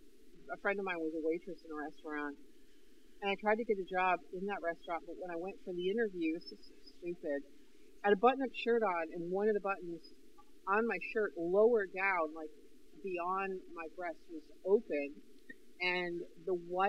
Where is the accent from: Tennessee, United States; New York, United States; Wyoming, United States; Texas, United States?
New York, United States; Northern; moved away; I was from Northern New York